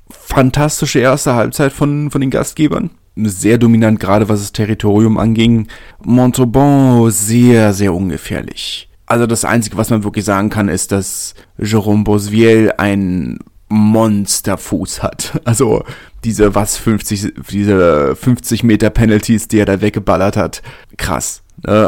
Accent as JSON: {"language": "German", "region": "Berlin", "country": "Germany", "said": "ich komme ja aus Südberlin"}